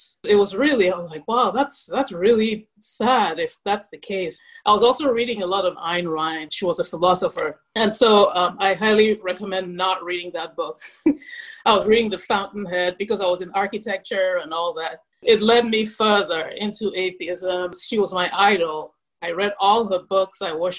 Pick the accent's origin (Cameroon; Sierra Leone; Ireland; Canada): Cameroon; also born or lived in Nigeria / United States; See, I grew up in Cameroon and Nigeria, but I spent the first 4 years of my life in the U.S.